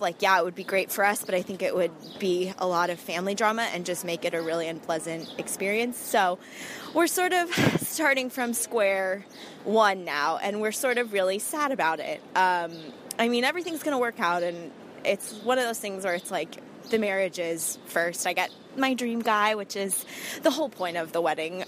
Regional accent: Southern California, United States; moved away as an adult; now in New York, United States; we're originally from Southern California

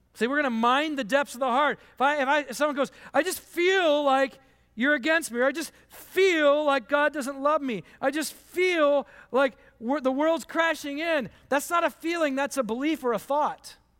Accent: Michigan, United States; I grew up in Michigan

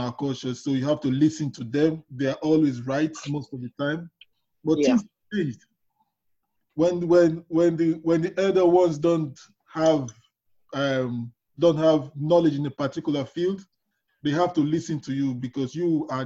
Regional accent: Nigeria; moved away; I'm from Nigeria

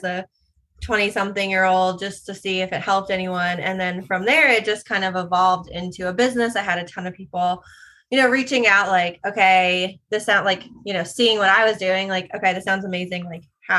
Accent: New York, United States; moved away as an adult; now in South Carolina, United States; I'm born and raised in New York and then went to school down here

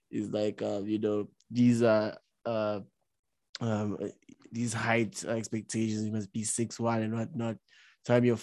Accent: South Africa; That like we're really South African women are really short.

